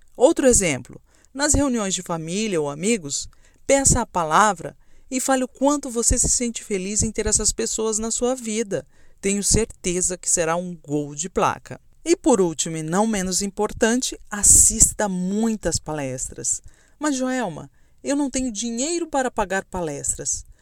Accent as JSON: {"language": "Portuguese", "town": "Camapuã", "region": "Mato Grosso do Sul", "country": "Brazil", "tie": "born or raised there", "said": "Eu nasci em Camapuã, uma cidadezinha de 13 mil habitantes do interior de Mato Grosso do Sul"}